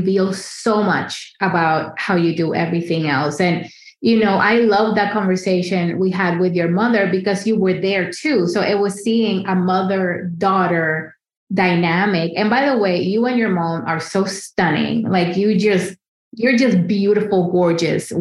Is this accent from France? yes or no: no; Dominican Republic; moved away as an adult; now in New York City, United States; I grew up in the Dominican Republic